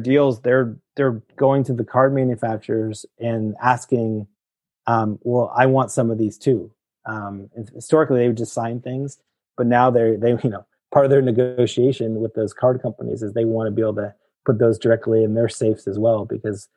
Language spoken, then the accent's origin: English; Petaluma, California, United States; I grew up in San Francisco or in a place called Petaluma, which is north of San Francisco